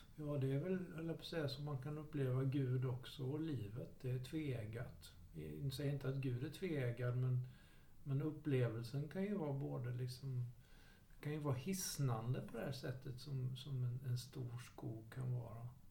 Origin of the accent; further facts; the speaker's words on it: Jönköping, Jönköping County, Sweden; där jag växte upp i Jönköping